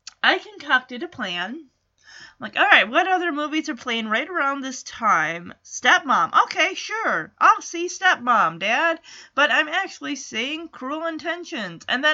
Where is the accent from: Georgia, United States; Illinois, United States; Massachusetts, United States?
Massachusetts, United States; Lowell; this theater I went to when I was growing up in Lowell